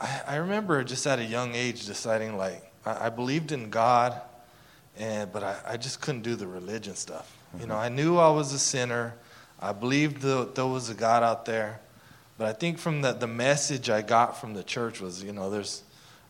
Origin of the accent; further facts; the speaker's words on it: Casa Grande, Arizona, United States; I grew up in Casa Grande, Arizona.